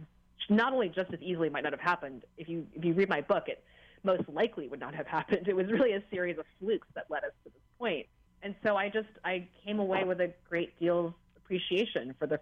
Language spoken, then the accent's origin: English; United States; growing up in this country in the 80s and 90s